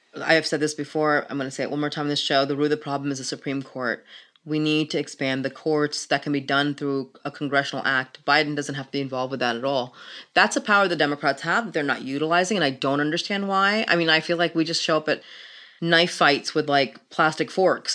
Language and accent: English; Pakistan; moved away; I'm from Pakistan, I come from a Muslim family